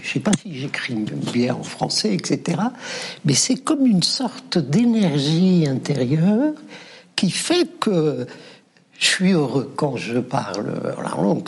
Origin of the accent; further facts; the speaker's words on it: Oran, Oran Province, Algeria; je suis né à la Cité Petite, le quartier périphérique à Oran.